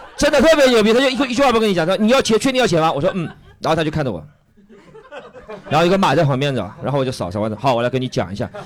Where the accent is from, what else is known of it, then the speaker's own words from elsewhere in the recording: Shanghai, China; 我是个上海人嘛